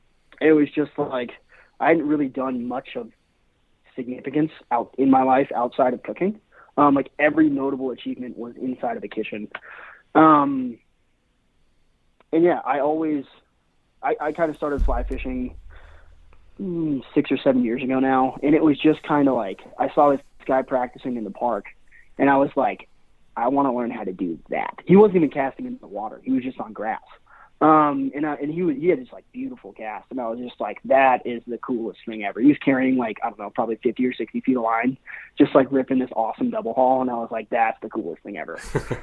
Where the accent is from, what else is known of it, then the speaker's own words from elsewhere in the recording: Seattle, Washington, United States; also born or lived in Spain; And then out of high school, I bounced back and forth from Seattle, which is where I'm from. I was born and raised in Seattle.